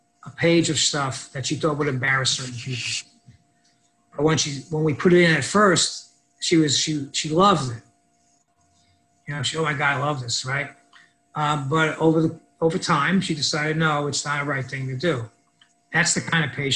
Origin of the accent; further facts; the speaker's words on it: New York City, New York, United States; I grew up in the South Bronx and in a neighborhood called Highbridge